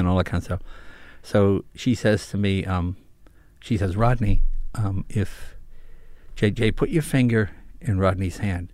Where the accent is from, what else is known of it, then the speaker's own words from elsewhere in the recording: Andover, Massachusetts, United States; moved away; also born or lived in New York; I was born in New York, lived there till I was nine, then we moved to Massachusetts